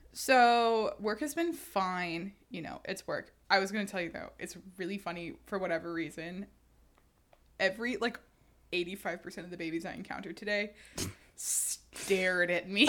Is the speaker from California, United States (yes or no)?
no; Houston, Texas, United States; I'm from Houston